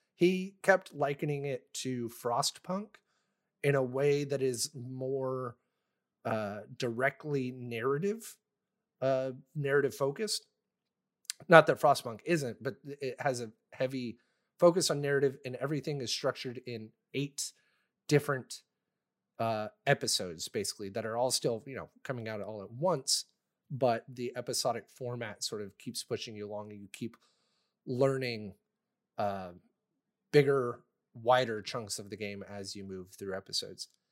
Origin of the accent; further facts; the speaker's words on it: Texas, United States; moved away; I'm from Texas